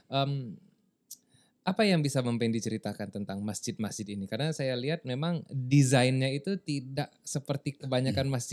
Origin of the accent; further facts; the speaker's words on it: West Nusa Tenggara, Indonesia; Tapi ya setidaknya kita bisa berbangga hati sebagai orang Lombok, yang orang Lombok ya